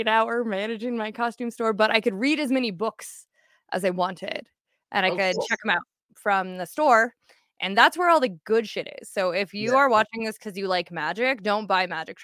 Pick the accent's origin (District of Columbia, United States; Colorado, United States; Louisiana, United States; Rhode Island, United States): Colorado, United States; Falcon; the sole goth metal kid in the middle of bumfuck nowhere, Falcon, Colorado.